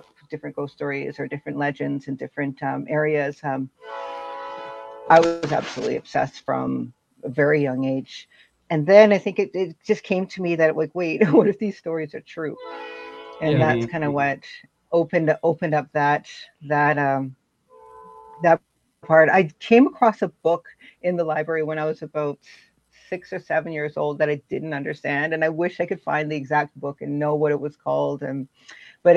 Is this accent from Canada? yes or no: yes; Vancouver, British Columbia, Canada; also born or lived in Winnipeg, Canada; I'm originally from Winnipeg, but Winnipeg. I pretty much grew up here in Vancouver.